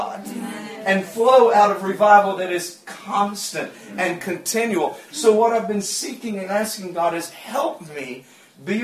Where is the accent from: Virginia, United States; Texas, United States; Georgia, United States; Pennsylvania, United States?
Georgia, United States; I'm from Georgia.